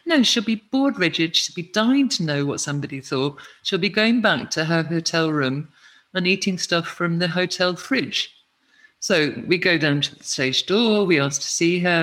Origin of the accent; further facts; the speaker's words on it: Edinburgh, Scotland, United Kingdom; moved away; growing up in Edinburgh with such an incredible festival city